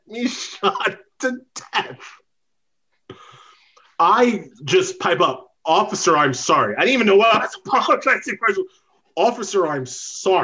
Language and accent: English; New York, United States; moved away; also born or lived in Indiana; I'm from New York